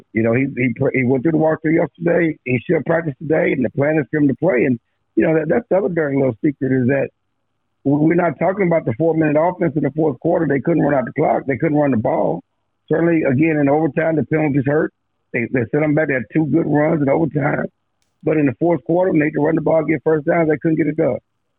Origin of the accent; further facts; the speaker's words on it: Missouri, United States; I mean, you got to show me. I'm from Missouri.